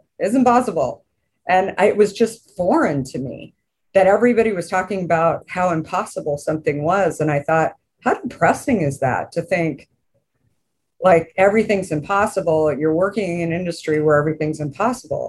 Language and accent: English; Arizona, United States; growing up in Arizona